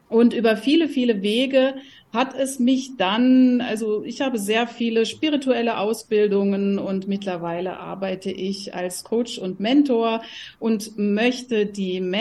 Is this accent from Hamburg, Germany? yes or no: no; Rhineland-Palatinate, Germany; now in Halle an der Saale, Germany; Ich bin ursprünglich aufgewachsen in der Pfalz, habe auch in Mainz damals studiert.